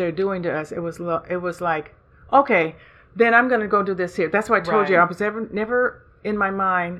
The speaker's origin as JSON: {"language": "English", "town": "Santa Monica", "region": "California", "country": "United States", "tie": "born or raised there", "said": "I was born and raised in Santa Monica, California. Went to all the schools here, straight through Santa Monica College, and then went to Cal State Northridge."}